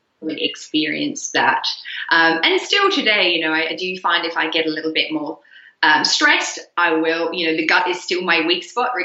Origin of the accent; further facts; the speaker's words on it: Australia; moved away as an adult; also born or lived in Netherlands / Canberra, Australia; because I grew up mostly in Australia